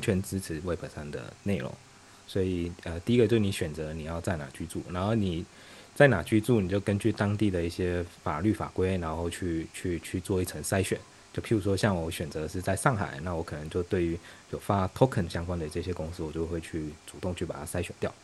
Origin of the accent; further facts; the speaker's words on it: Taiwan; also born or lived in Beijing, China; now in Shanghai, China; 我是来自对岸的同胞，然后我之前在北京干了七年的互联网产品